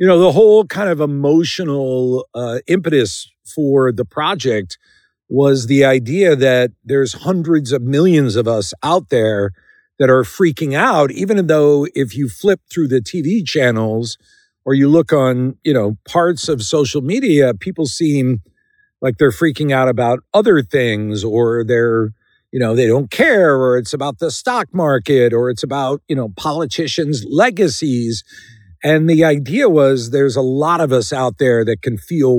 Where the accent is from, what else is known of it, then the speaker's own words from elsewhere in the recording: Philadelphia, Pennsylvania, United States; outside Philadelphia, where I'm from